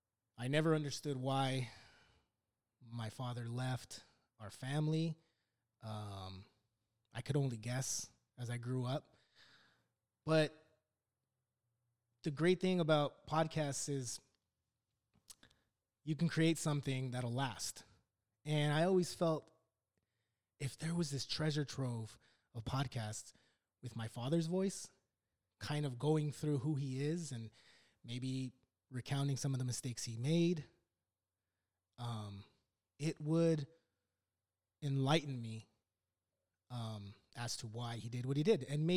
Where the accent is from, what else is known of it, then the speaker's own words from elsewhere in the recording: Los Angeles, California, United States; So I was born in Lakeview Terrace, of all places. It's not as beautiful as it sounds. In 1978, I'm 41 years old. I'm 41. I was born and raised.